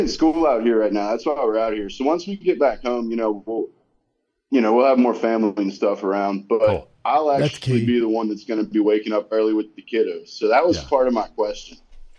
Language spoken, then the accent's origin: English; Covington, Louisiana, United States; moved away; I'm actually from Covington, where Theo's from, in Louisiana.